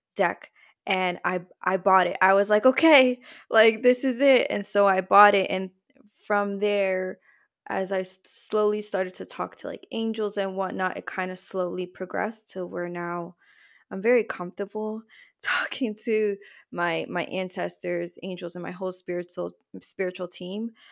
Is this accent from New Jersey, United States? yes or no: yes; New Jersey, United States; I was born in the States. I'm from Jersey, but I am descended from Puerto Rican parents and grandparents.